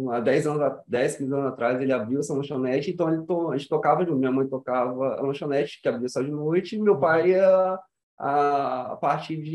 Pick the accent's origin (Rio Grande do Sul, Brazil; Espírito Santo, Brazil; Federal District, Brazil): Espírito Santo, Brazil; Vitória; also born or lived in Cariacica; vim de família humilde, nasci aqui no Espírito Santo mesmo, né? Vitória. Vitória. Uhum. Só que eu moro em Cariacica, sempre moro em Cariacica, né? Uhum. perto da Água Branca, do prédio da Água Branca.